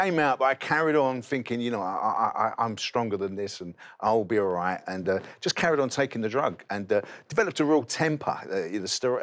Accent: London, United Kingdom; I grew up in East London, um, near the best football club in the country, West Ham United

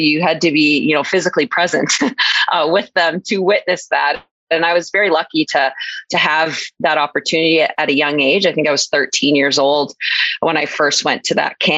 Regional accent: St. Albert, Alberta, Canada; moved away as an adult; also born or lived in Wisconsin; growing up in St. Albert, being a part of St. Albert minor hockey

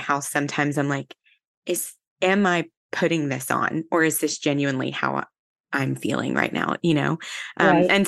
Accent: the South, United States; I'm a Southerner, I was born and bred in the South.

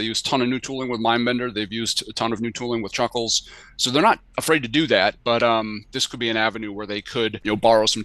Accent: Hanover, New Hampshire, United States; Dartmouth College, which is literally my hometown

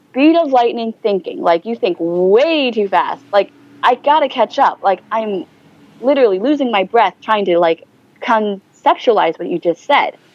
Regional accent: China; ultimately, I want to be proud that I'm from China, but sometimes I have moments in which I'm like, I cannot believe I'm from China.

